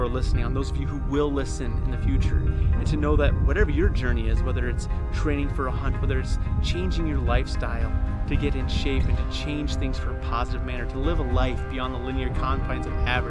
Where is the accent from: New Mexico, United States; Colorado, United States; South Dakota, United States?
South Dakota, United States; Myrtle; moved away; I am back in Myrtle, South Dakota, my hometown.